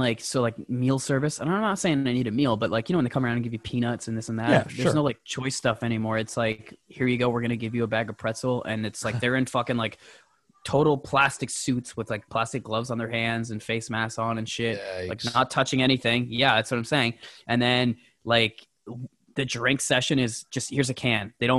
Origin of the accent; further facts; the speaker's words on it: Canada; And I got to say this as a Canadian.